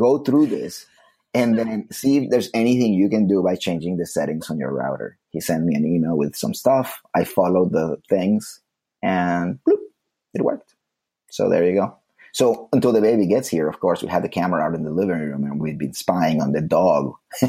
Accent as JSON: {"language": "English", "country": "Slovakia", "second_language": "English", "said": "But I'm originally from Slovakia."}